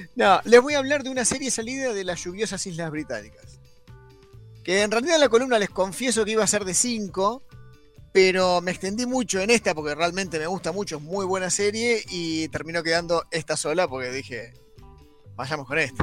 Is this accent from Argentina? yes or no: yes; Arturo Seguí, Buenos Aires, Argentina; Yo soy de Arturo Seguí